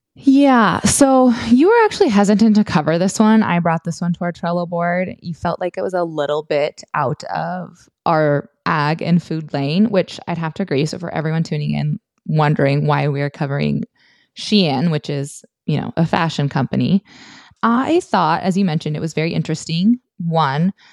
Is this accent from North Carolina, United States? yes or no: no; Montana, United States; I grew up in Montana